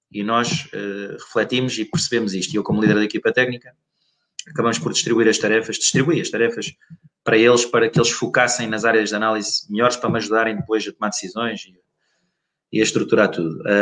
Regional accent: Évora, Alentejo, Portugal; Ele veio do norte, ele veio do norte, eu vim do, de Évora, o Nuno andou em Lisboa

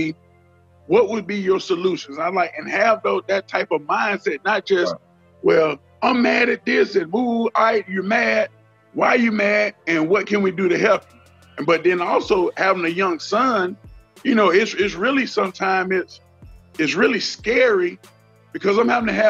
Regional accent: Deep South, United States; I grew up in the Deep South

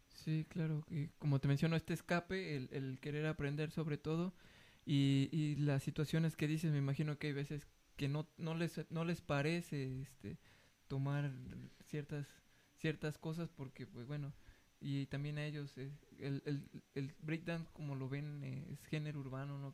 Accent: Mexico; nosotros como mexicanos

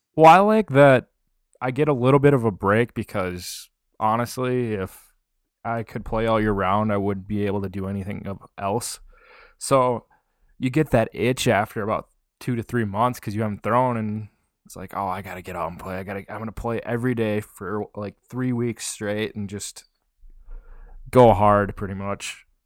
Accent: Minnesota, United States; I'm from Minnesota

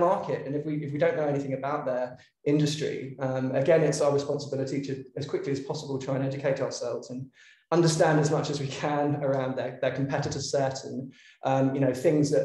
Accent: London, United Kingdom; moved away as an adult; now in Melbourne, Australia; I'm from London originally, but I've been in Australia now for about 8 years.

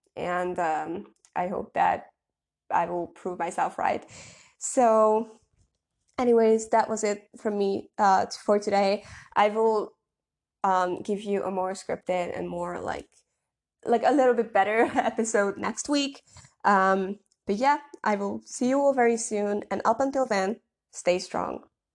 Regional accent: Budapest, Hungary; moved away; we could spend a beautiful week in my hometown, or, like, my home city

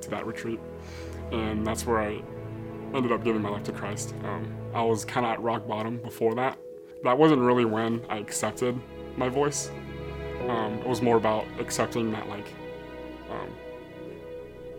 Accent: Atlanta, Georgia, United States; also born or lived in Dallas, Texas; I moved to Atlanta when I was 2 years old

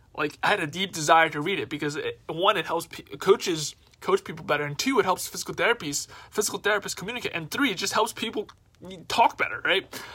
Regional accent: New York City, New York, United States; I'm from New York City

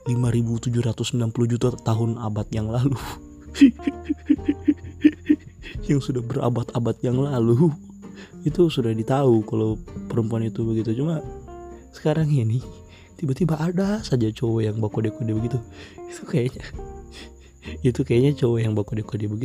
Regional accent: Palu, Central Sulawesi, Indonesia; saya memang orang Palu dan saya bikin podcast ini itu tentang cerita ini itu

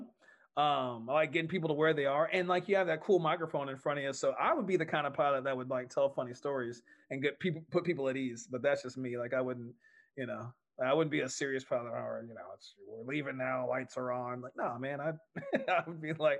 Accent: Texas, United States; I'm a Texan

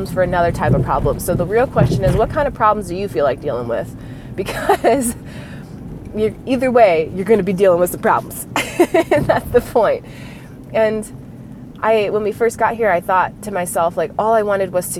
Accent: United States; I'm an American. I grew up in America.

